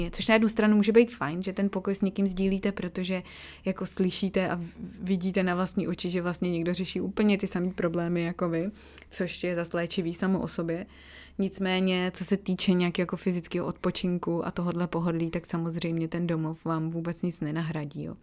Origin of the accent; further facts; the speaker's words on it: Czechia; moved away; už prostě 8 let v Čechách nežiju, jo. Ale přijde mi, že tady se s tím tolik necrcají, jako u nás v Čechách